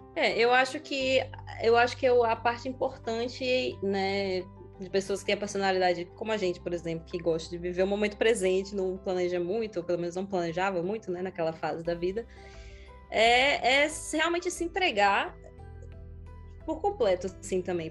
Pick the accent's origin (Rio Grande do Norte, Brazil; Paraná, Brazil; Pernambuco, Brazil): Rio Grande do Norte, Brazil; Natal; moved away as an adult; also born or lived in France; tudo na minha casa em Natal estava mudando. Na verdade, é, literalmente, a minha mãe se mudou de Natal